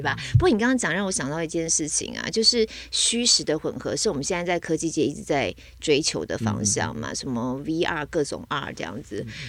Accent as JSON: {"language": "Chinese", "country": "Taiwan", "said": "身为台湾人能不喝吗"}